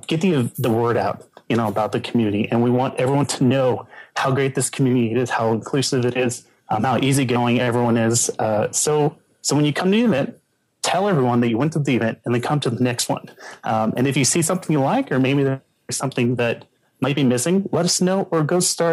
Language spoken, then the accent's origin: English; Denton, Texas, United States; I am from Denton, which is north of Dallas